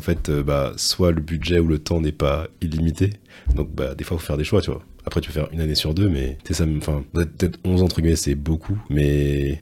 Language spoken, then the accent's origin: French; Martinique; en tant que Martiniquais